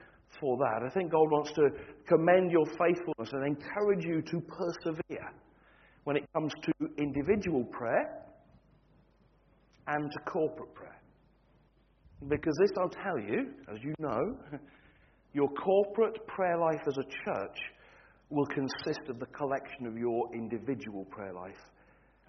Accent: Standish, North West England, United Kingdom; moved away as an adult; also born or lived in Wigan; now in Scottish Highlands, United Kingdom; I was born and bred in Wigan. I was raised in Standish.

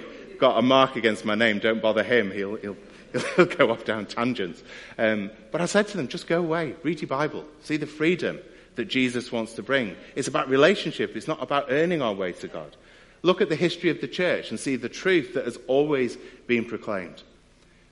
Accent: United Kingdom; as British people

